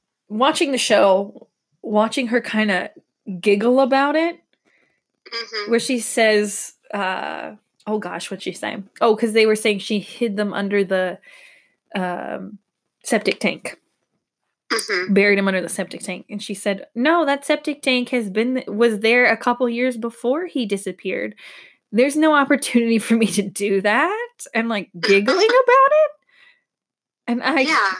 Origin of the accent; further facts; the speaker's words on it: Georgia, United States; I'm from Georgia.